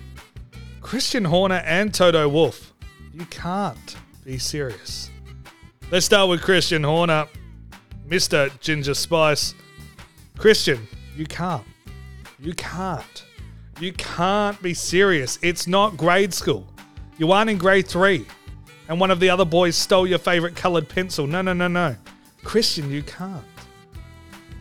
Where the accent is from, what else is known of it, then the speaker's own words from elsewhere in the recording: Australia; I'm Australian